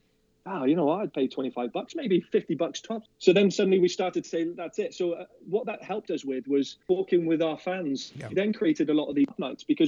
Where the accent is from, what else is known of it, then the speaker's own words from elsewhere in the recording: Liverpool, North West England, United Kingdom; also born or lived in Plymouth / Torquay / Swindon; now in Calgary, Canada; I was born in Liverpool, and Everton's a suburb within Liverpool.